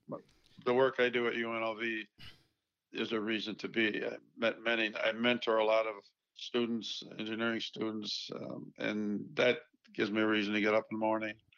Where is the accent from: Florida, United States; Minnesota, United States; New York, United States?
New York, United States; Buffalo; was born in Buffalo, so I'm not very far from Toronto